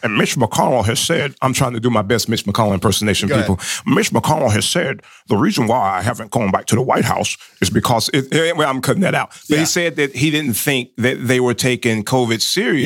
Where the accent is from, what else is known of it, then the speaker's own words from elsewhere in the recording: North Florida, United States; accent: southern; I'm from down in that area